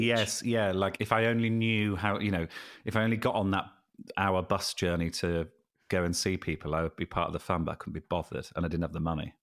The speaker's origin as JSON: {"language": "English", "country": "United Kingdom"}